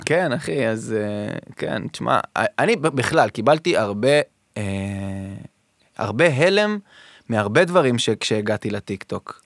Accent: Modiin, Central District, Israel; also born or lived in Tel Aviv; אני מאוהב בעיר הזאת מסיבה שגדלתי בה

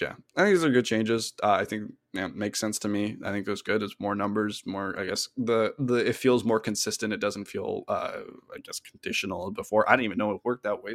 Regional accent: Canada; we're both Canadian

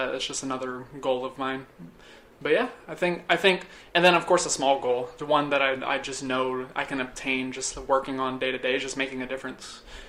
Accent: Boston, Massachusetts, United States; so I'm from New England. I'm from the Boston area, from Massachusetts.

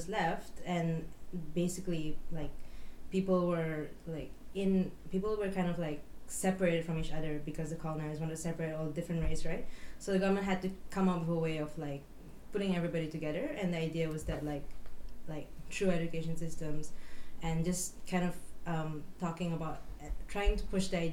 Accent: Malaysia; moved away; also born or lived in Borneo; growing up in Malaysia

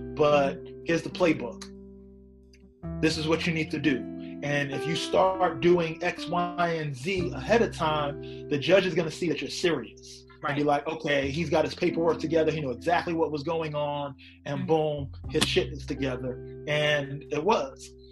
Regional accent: New York City, New York, United States; I'm from Queens

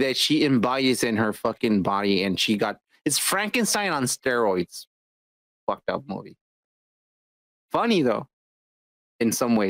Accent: Texas, United States; And I'm from Texas.

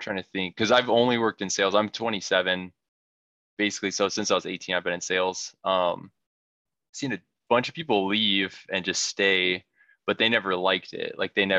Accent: Salt Lake City, Utah, United States; moved away as an adult; now in Detroit, United States; I'm from Utah. And like Salt Lake City area, basically. And living in Detroit, Michigan area now.

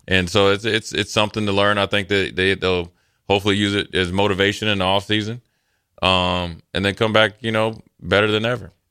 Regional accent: Eden Prairie, Minnesota, United States; I grew up in Minnesota, Eden Parry had a pretty good volleyball program.

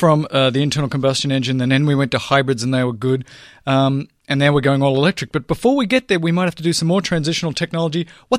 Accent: Melbourne, Victoria, Australia; So I grew up in Australia, and in Melbourne, which is a big city, 4 or 5 million people, they have the same thing.

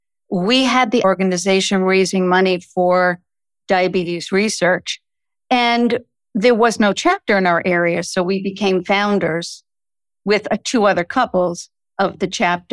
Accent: Brooklyn, New York, United States; also born or lived in Connecticut; now in Washington, D.C. area, United States; My husband and I grew up in Brooklyn, New York, got married, moved to Connecticut

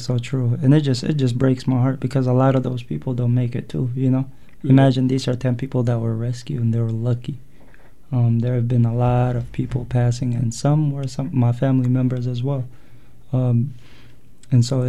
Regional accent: Yemen; moved away as an adult; now in United States; I'm from Eritrea. My parents are, at least. I was born and raised in Yemen

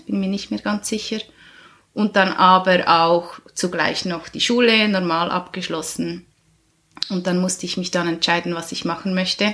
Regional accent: Schöftland, Aargau, Switzerland; Ich bin ursprünglich aus dem Aargau in Schöftland aufgewachsen

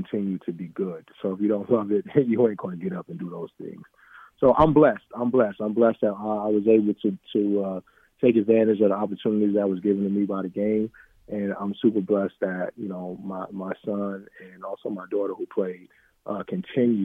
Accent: New York City, New York, United States; moved away as an adult; also born or lived in California; originally from New York, the mecca of basketball. Don't let nobody tell you no different. I grew up in Harlem in the South Bronx

